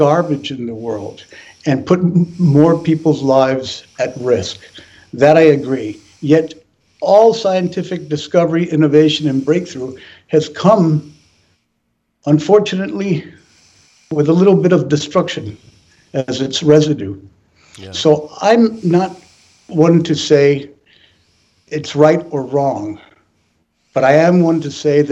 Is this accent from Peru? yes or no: yes; Peru; moved away; I was born in Peru